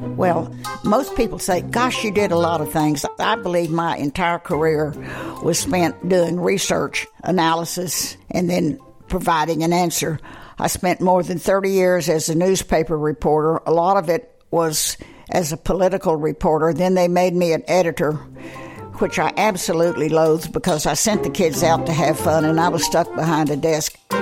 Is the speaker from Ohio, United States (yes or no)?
no; Amarillo, Texas, United States; moved away as an adult; also born or lived in New Mexico / Virginia; I was born in Central Texas as a Depression child, but I was taken to Amarillo at the age of six months, and that was where I was graduated